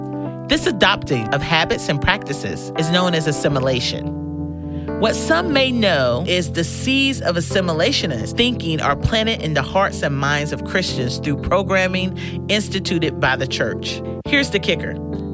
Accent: Atlanta, Georgia, United States; Emory University in my hometown of Atlanta.

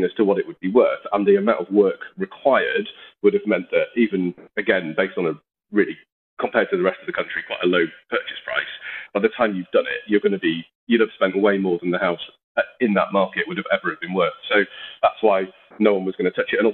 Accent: Yorkshire and the Humber, United Kingdom; being a Yorkshireman that likes the value for money

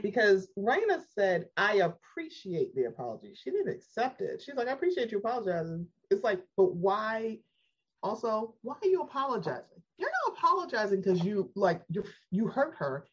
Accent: Baltimore, Maryland, United States; I'm from Baltimore

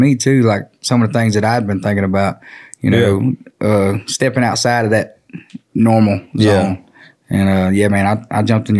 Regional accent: on the border of Texas, Louisiana, United States; I'm from Louisiana on the border of Texas, my daddy's family's from San Antonio, Texas, and all over there. So I was kind of dropped off right there on the river in Louisiana.

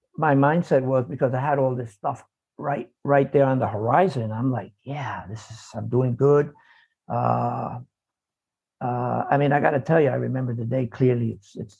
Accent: New York City, New York, United States; I was born in the South Bronx. So I grew up in an environment where it's kind of like dog eat dog

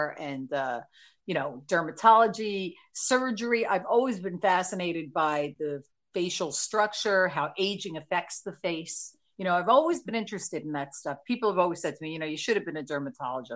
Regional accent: New Jersey, United States; accent: NJ; my whole life, I'm from Jersey.

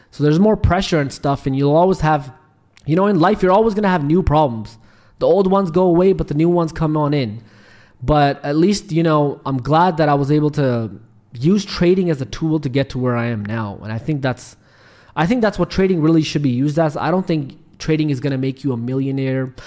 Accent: Pakistan; also born or lived in Canada; now in Dubai, United Arab Emirates; I'm originally from Pakistan

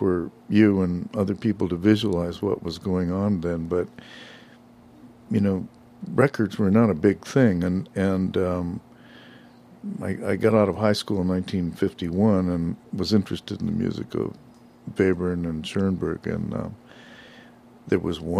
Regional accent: Los Angeles, California, United States; moved away; I was born in Boyle Heights. Wow. Most people didn't know where it was then anyway, but yeah, that's where I grew up.

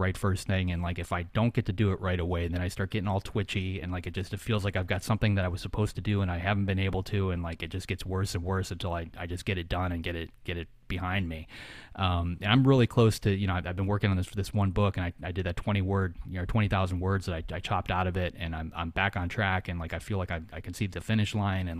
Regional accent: Florida, United States; my friends and family, we're from Florida, from that area

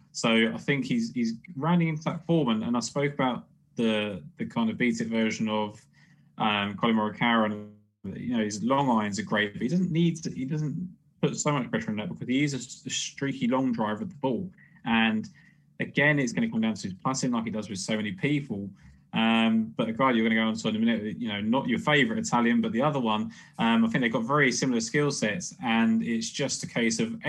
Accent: United Kingdom; me probably being British

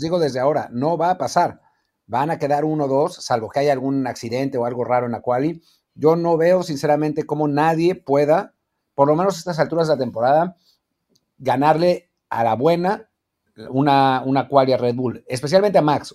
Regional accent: Mexico; como mexicanos

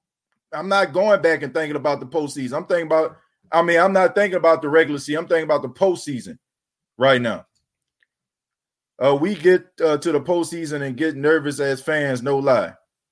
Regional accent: New Orleans, Louisiana, United States; We are from New Orleans, where we always keep it real.

